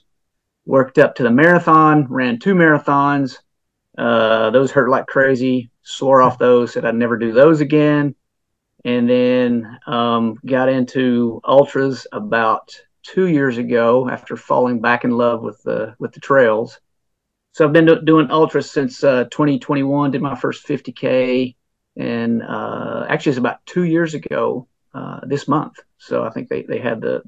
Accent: Western North Carolina, United States; moved away as an adult; also born or lived in Orlando, Florida / Colorado; now in Georgia, United States; I grew up in Western North Carolina.

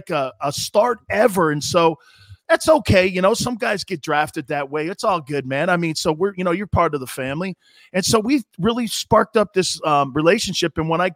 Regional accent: Stamford, Connecticut, United States; moved away; I'm from Stanford, Connecticut.

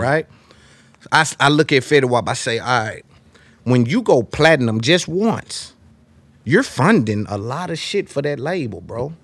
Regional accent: Nashville, Tennessee, United States; I'm from Nashville

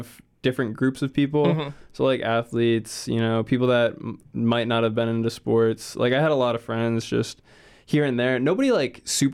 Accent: southern Rhode Island, United States; I grew up in southern Rhode Island, which was kind of rural.

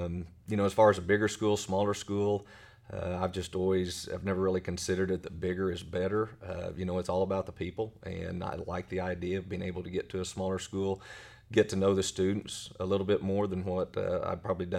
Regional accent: Weatherford, Oklahoma, United States; born there; also born or lived in Blanchard / Tecumseh / Elk City / Wichita; So I was born in Weatherford. Then my dad was a high school football coach. And we've lived in Blanchard, Tecumseh, Elk City.

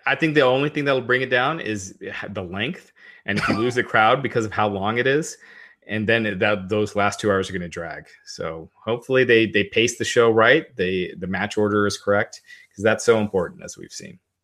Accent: United States; I was born in the States, but I'm, I'm of Indian descent

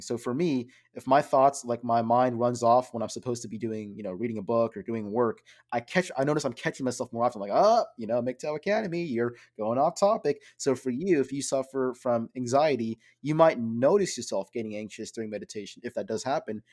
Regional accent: Bangladesh; from my background, I'm from Bangladesh.

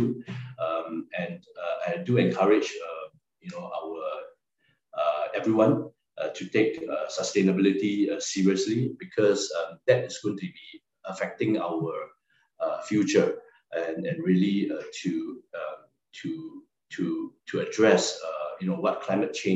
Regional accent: Singapore; moved away as an adult; also born or lived in Chongqing, China; I'm a Singaporean Chinese and I spoke Mandarin

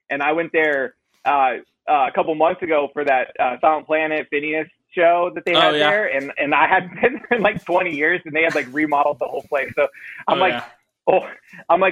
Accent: Escondido, California, United States; also born or lived in San Marcos, California; I was born and raised in Escondido, San Marcos area. That's North County part of San Diego.

